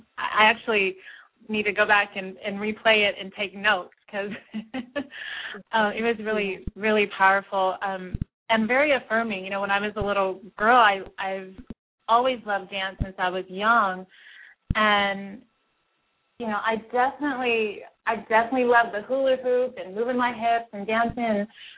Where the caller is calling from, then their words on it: Seattle, Washington, United States; I'm from Seattle.